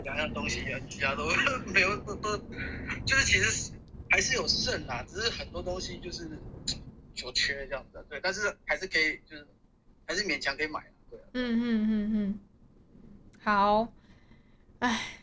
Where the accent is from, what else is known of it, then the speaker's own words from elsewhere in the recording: Hualien, Hualien County, Taiwan; 大家也知道我是花莲人